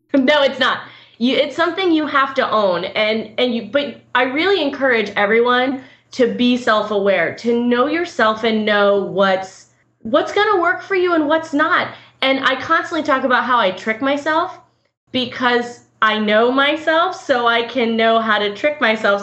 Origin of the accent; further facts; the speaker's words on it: Orlando, Florida, United States; moved away as an adult; now in Tampa, United States; I grew up in Orlando